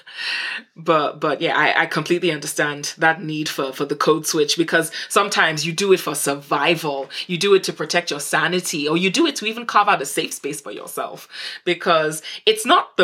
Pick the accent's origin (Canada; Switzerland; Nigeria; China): Nigeria; accent: Nigerian; I've only recently decided to stop code switching away from my Nigerian accent.